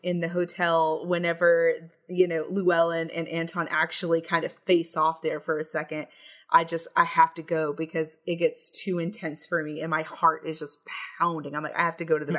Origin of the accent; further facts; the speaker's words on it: Texas, United States; I have a lot of Texas pride